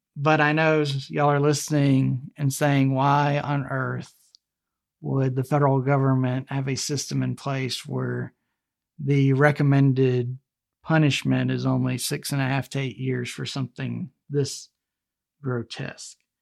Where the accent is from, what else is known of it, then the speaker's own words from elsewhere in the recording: Alabama, United States; Alabama, my home state here